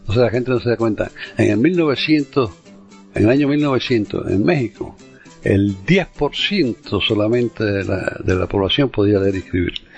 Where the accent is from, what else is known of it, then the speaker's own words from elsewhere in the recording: Havana, Cuba; now in Florida, United States; Yo nací y me crié en La Habana.